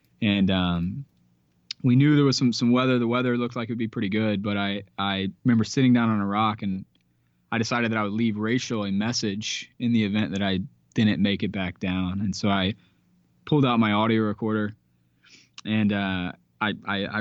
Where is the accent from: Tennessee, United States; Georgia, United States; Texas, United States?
Georgia, United States; I'm from Georgia. I'm a Georgia boy